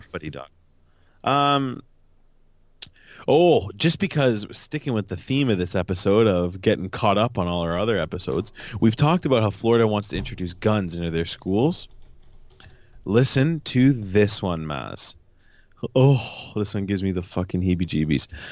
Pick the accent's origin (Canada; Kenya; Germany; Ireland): Canada; as a Canadian